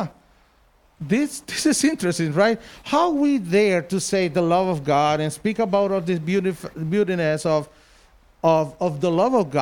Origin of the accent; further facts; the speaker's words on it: Honduras; English is a second language; moved away as an adult; also born or lived in Smithfield, North Carolina; I'm just coming from Honduras.